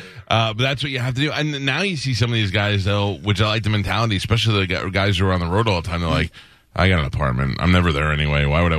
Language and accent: English; New York, United States; I'm a New Yorker.